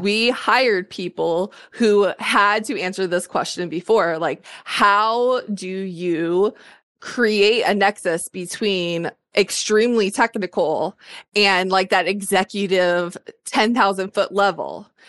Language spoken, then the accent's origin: English; Ohio, United States; moved away; I joined the military because I grew up in Ohio and I was poor